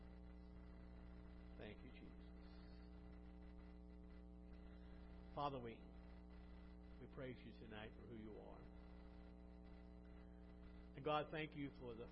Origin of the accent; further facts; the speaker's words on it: Illinois, United States; now in Cincinnati, United States; I grew up in Illinois